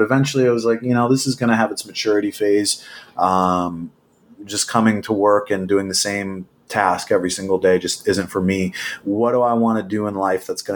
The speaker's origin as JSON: {"language": "English", "region": "New Jersey", "country": "United States", "tie": "born or raised there", "said": "I grew up in New Jersey"}